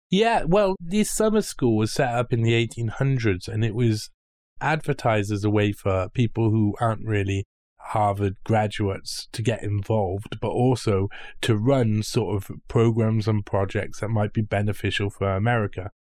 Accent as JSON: {"language": "English", "town": "Cardiff", "region": "Wales", "country": "United Kingdom", "said": "I come from Britain"}